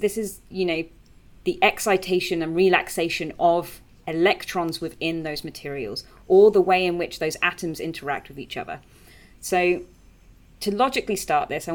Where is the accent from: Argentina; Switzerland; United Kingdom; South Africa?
United Kingdom; we're all British